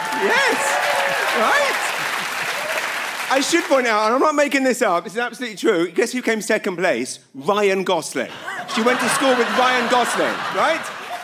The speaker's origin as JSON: {"language": "English", "country": "United Kingdom", "moved": "yes", "lives_now": "New Brunswick, Canada", "said": "I know I'm now a New Brunswicker, but I am a British"}